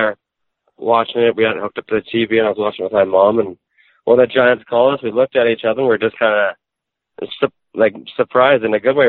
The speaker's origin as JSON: {"language": "English", "town": "Souris", "region": "Manitoba", "country": "Canada", "tie": "born or raised there", "also_born_or_lived": "Brandon, Manitoba", "said": "I'm originally from Souris, Manitoba, a town of 2,000 people, and then I moved to Brandon, which is a population of 50,000 people."}